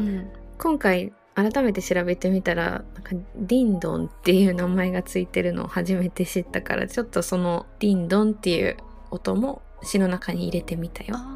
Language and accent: Japanese; Kobe, Hyogo, Japan; 私のふるさとは兵庫県神戸市です